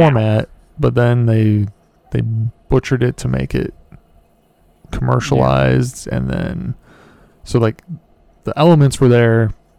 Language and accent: English; United States; I'm an American